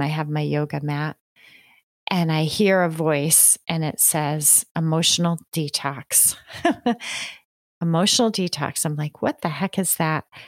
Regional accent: New York, United States; I grew up in the country in New York State

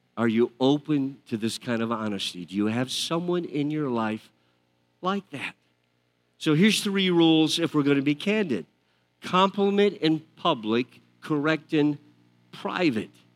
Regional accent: outside Detroit, Michigan, United States; I grew up outside Detroit, my family, a lot of them, my father worked for Ford Motor Company

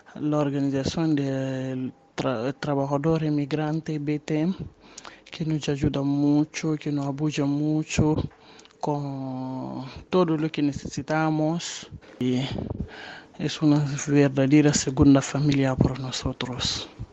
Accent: Guinea; now in Buenos Aires, Argentina; africana de Guinea. Vivo en Argentina Buenos Aires

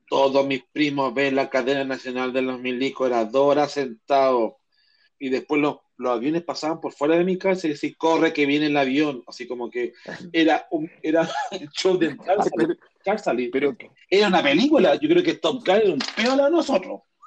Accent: Chile

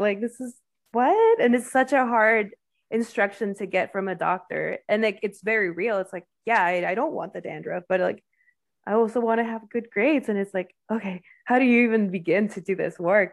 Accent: Mexico; now in United States; I grew up in Mexico, it's very homogenous or homogeneous

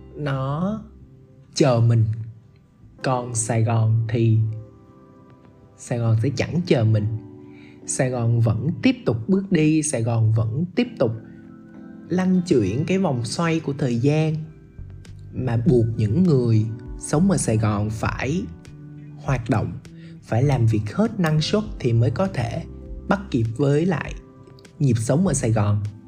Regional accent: Ho Chi Minh City, Vietnam; accent: southern; mình chỉ là người gốc Bắc thôi chứ mình được sinh ra và lớn lên tại vùng đất màu mỡ này

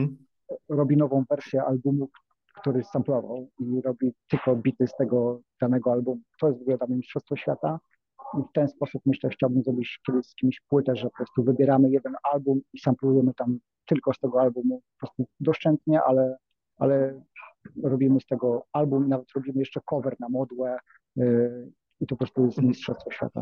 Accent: Nowa Ruda, Lower Silesian Voivodeship, Poland; pochodzę z małego miasta Nowa Ruda na Dolnym Śląsku

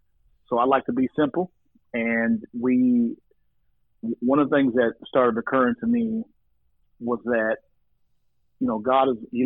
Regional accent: Oklahoma City, Oklahoma, United States; also born or lived in Wichita, Kansas; now in Fort Worth, United States; So, I'm originally from the Midwest, Wichita, Kansas, around the age of 10. My mother married a guy who was born in Uganda, and we moved to Oklahoma City.

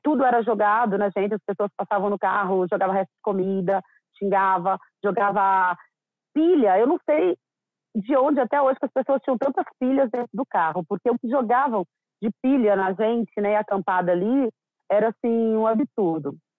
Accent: interior of Minas Gerais, Brazil; moved away as an adult; now in São Paulo, Brazil; Eu sou do interior de Minas Gerais, meus pais lavradores

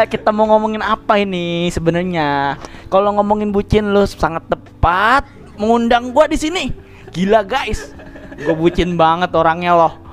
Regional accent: Bojonggede, West Java, Indonesia; born there; Gua kan lahir ya di Bojonggede, Bang.

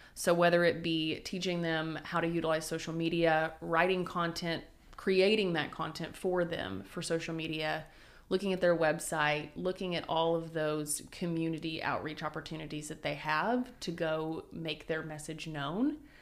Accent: Wynnewood, Oklahoma, United States; also born or lived in Sulphur, Oklahoma / California; now in Oklahoma City, United States; I'm originally from Winniewood, home of Tiger

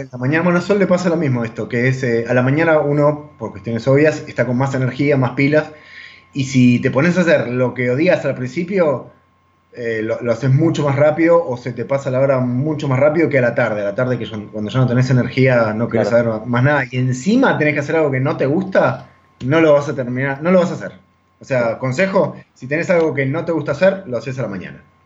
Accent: Argentina; moved away as an adult; nosotros como latinoamericanos, como argentinos, estamos muy acostumbrados a comer carne de vaca

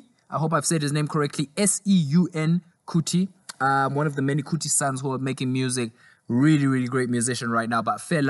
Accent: Zimbabwe; also born or lived in South Africa; because I grew up in Zimbabwe and South Africa, so I listen to a lot of Zimbabwean and South African artists.

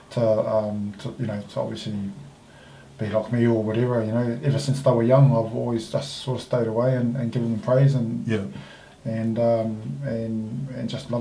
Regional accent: Samoa; moved away as an adult; also born or lived in Auckland, New Zealand / Christchurch, New Zealand; now in New Zealand; I grew up in Samoa.

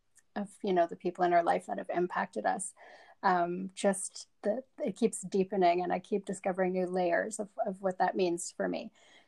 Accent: South Africa; moved away; they live in the suburbs. That's kind of where we moved to when we came from South Africa.

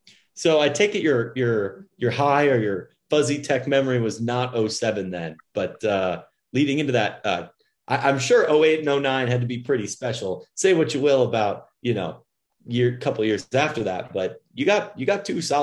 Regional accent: Oak Park, Illinois, United States; I came from Oak Park and I live on Fort

